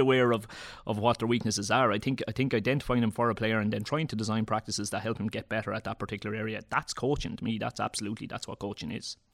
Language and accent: English; Leinster, Ireland; I'm from Leash, our, our own local club would have played in the Kilkenny District League